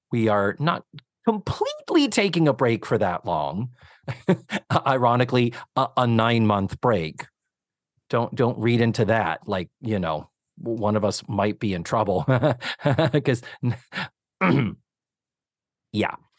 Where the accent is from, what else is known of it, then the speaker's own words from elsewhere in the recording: Massachusetts, United States; now in Orlando, United States; I was raised in Massachusetts